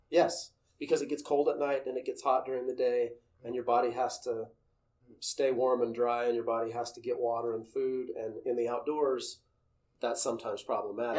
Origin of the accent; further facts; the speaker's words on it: Utah, United States; moved away as an adult; also born or lived in Los Angeles; growing up in Utah